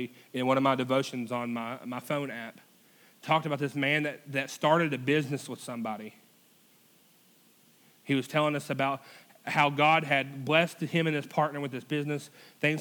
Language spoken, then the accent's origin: English; United States; we're classified as an American